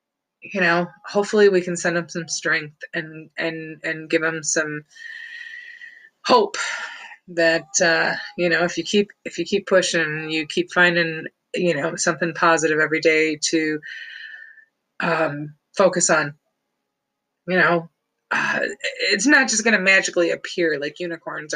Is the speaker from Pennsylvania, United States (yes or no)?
no; Hubbard Lake, Michigan, United States; Hubbard Lake, where I grew up